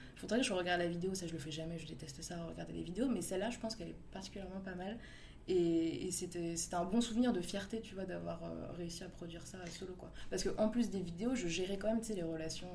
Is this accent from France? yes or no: yes; Paris, Île-de-France, France; j'ai grandi dans le 11e, dans le beau quartier de Ménilmontant, rue Saint-Maur